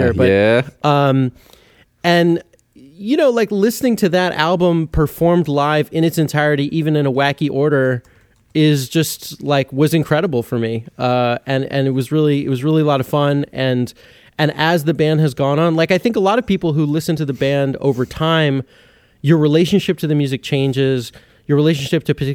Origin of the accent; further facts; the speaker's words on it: Santa Monica, California, United States; grew up, in Santa Monica, California, is my hometown